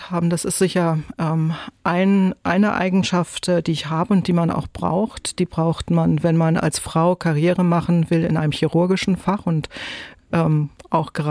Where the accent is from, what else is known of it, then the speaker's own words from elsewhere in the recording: Neumünster, Schleswig-Holstein, Germany; Denn die Form erinnert mich an die Landkarte meiner Heimat Schleswig-Holstein mit meinem Geburtsort Neumünster.